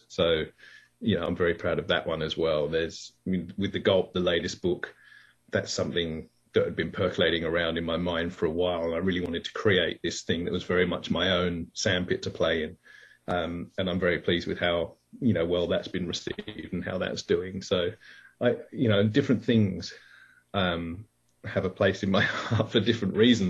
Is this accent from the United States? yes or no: no; England, United Kingdom; now in Australia; I am English. So I was born in England, even though I've been Australian now for a long time